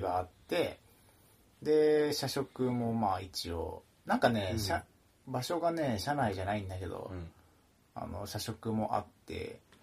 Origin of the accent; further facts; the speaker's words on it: Okayama, Japan; moved away as an adult; 地元の岡山から引っ越してて